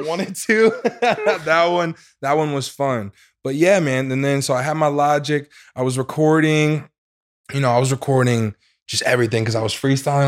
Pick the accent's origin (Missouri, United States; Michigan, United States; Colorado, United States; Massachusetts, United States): Missouri, United States; St. Louis; I am from Saint Louis, Missouri.